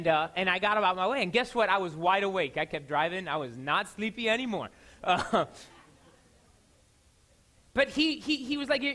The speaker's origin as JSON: {"language": "English", "town": "Miami", "region": "Florida", "country": "United States", "said": "I'm from Miami"}